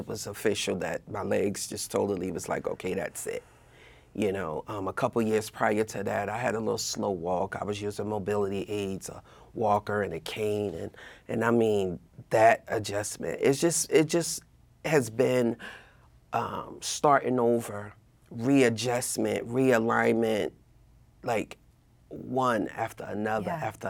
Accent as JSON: {"language": "English", "town": "Newark", "region": "New Jersey", "country": "United States", "tie": "born or raised there", "said": "Well, technically, I grew up in Newark, right? My parents moved to Union County quite some time ago."}